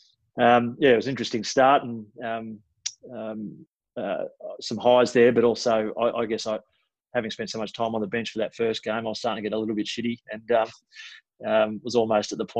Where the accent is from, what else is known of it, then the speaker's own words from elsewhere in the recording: Frankston, Victoria, Australia; I grew up in Frankston and was zoned to St Kilda